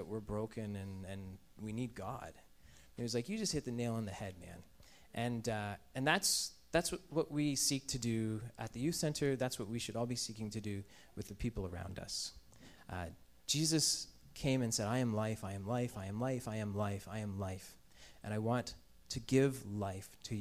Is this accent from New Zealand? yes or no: no; Canada; we're Canadian